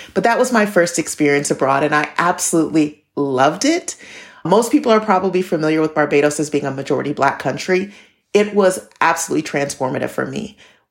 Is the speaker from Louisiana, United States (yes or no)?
no; Michigan, United States; moved away as an adult; also born or lived in North Carolina / Mexico; now in Bath, United Kingdom; I grew up in Michigan, in rural Michigan, but all around. I don't really have a hometown because when I was very young, under 10 years old, I was actually taken from my family and I was placed in foster care.